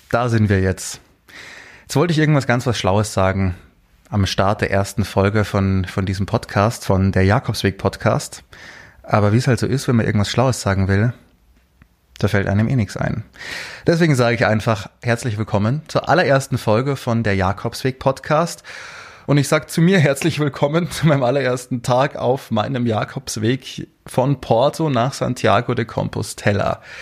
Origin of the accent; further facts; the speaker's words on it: Munich, Bavaria, Germany; bin aus München, arbeite dort beim Radio